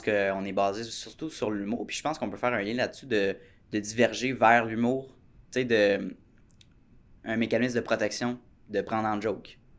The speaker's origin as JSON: {"language": "French", "region": "Quebec", "country": "Canada", "said": "en tant que Québécois"}